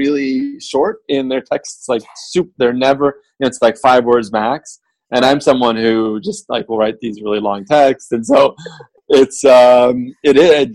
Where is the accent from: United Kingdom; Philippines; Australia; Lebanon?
Lebanon; Beirut, Beirut Governorate; also born or lived in Iowa; now in United States; I grew up in Beirut during civil war and ultimately left about halfway through the war